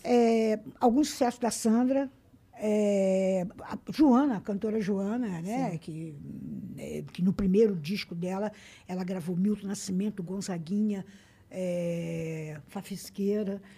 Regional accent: Rio de Janeiro, Brazil; accent: carioca; moved away as an adult; now in São Paulo, Brazil; nasci na Tijuca, no Rio de Janeiro

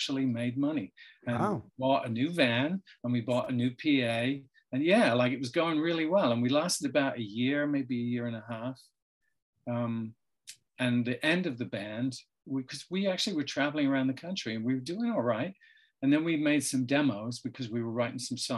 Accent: Gosport, South East England, United Kingdom; my hometown, which is called Gosport.

